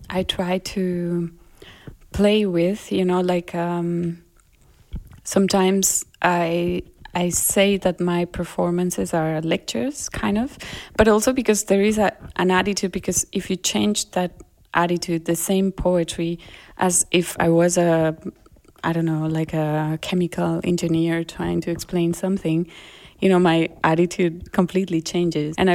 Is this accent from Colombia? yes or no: yes; Colombia; accent: Colombian; first language Spanish; English is a second language; now in Germany; because also here trying to learn german and forgetting my colombian accent like i do feel like i'm this hybrid source of a very strange way of talking